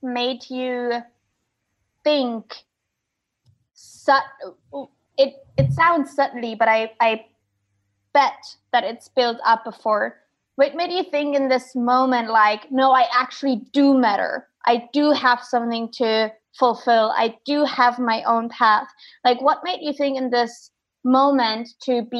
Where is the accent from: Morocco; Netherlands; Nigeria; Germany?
Germany; East Germany; now in Asia; where I grew up in East Germany